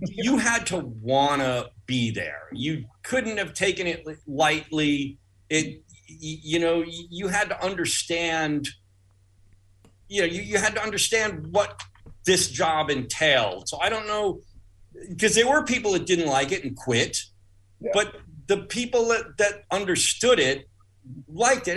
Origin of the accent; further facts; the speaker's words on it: Uniondale, New York, United States; That's where I grew up in Uniondale. I grew up in the shadow of Hofstra.